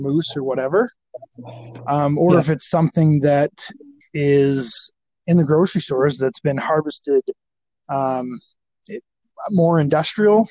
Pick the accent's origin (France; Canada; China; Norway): Canada; Alberta; I'm from Alberta